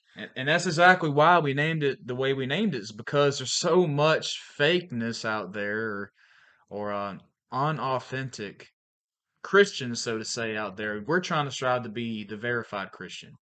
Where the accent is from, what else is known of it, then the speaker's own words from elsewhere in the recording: Valdosta, Georgia, United States; moved away as an adult; also born or lived in Pensacola, Florida; now in Archibald, Louisiana, United States; I'm from Valdosta, Georgia, originally.